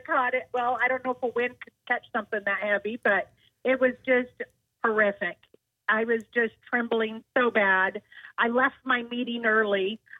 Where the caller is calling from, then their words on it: Mount Pleasant, South Carolina, United States; I'm calling from Mount Pleasant.